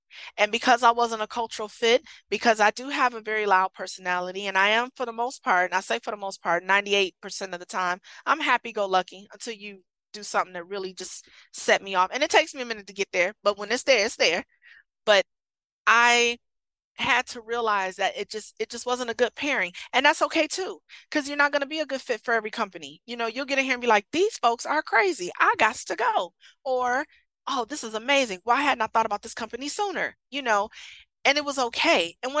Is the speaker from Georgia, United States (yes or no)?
no; Michigan, United States; It's cold up here, you know, and I'm from Michigan. It was colder than that.